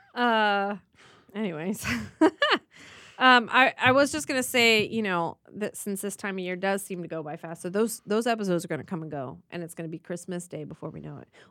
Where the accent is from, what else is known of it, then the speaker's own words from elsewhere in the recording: Midwest Ohio, United States; now in Los Angeles, United States; I grew up in Midwest Ohio